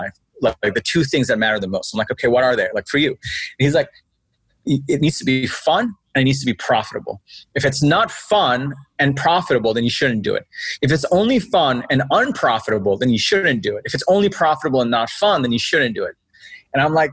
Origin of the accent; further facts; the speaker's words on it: New York City, New York, United States; also born or lived in Bangladesh; So I was born in Bangladesh, and I grew up in Queens, New York. I moved here when I was 10.